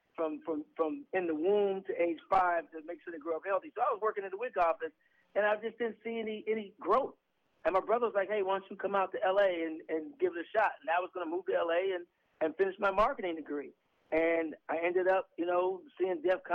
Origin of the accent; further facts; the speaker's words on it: St. Louis, Missouri, United States; moved away; I'm from St. Louis, which is Missouri.